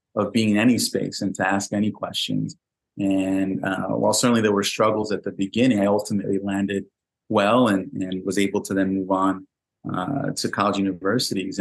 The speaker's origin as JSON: {"language": "English", "town": "New York City", "region": "New York", "country": "United States", "tie": "born or raised there", "said": "when I was a young kid growing up in the Bronx"}